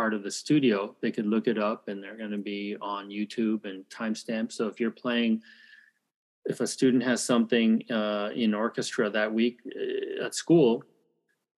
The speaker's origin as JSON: {"language": "English", "town": "Toronto", "region": "Ontario", "country": "Canada", "tie": "born or raised there", "also_born_or_lived": "United States / Calgary, Alberta / Korea", "moved": "as an adult", "lives_now": "Seoul, South Korea", "said": "I'm Korean, but I was born in America and grew up in Canada. We moved to Canada when I was one, so I basically grew up in Canada"}